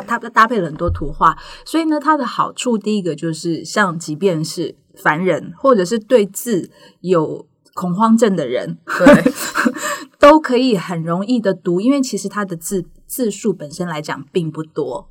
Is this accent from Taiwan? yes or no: yes; Taiwan; 我们台湾人